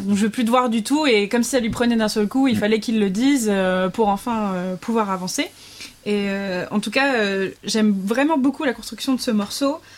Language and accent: French; the East, eastern France, France; je viens de l'Est